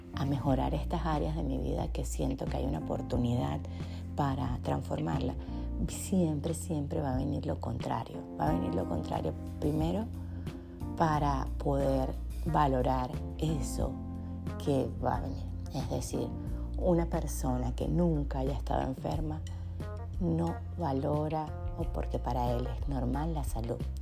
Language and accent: Spanish; Punto Fijo, Falcón, Venezuela; punto fijo, que es donde yo nací en Venezuela